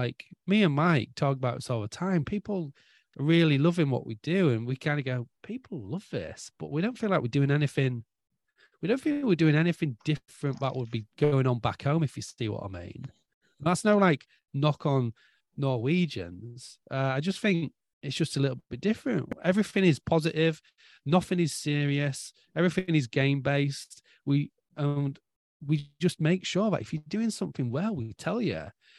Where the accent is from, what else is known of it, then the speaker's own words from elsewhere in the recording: England, United Kingdom; now in Norway; So like, obviously I'm English.